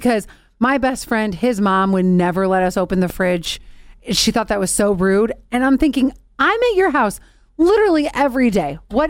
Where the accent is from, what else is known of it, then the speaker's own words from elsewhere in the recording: Ohio, United States; moved away; when I go back to my home state of Ohio